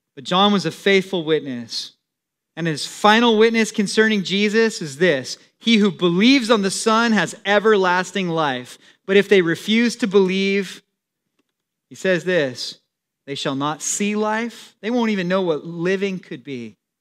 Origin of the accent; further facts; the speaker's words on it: San Diego, California, United States; also born or lived in Temecula, California; I grew up in San Diego